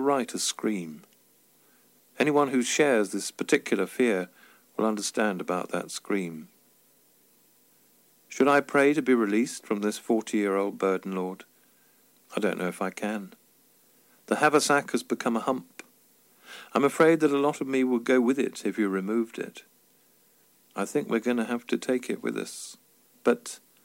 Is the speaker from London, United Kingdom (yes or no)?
no; Tunbridge Wells, South East England, United Kingdom; walking through the mod and rocker-infested streets of my hometown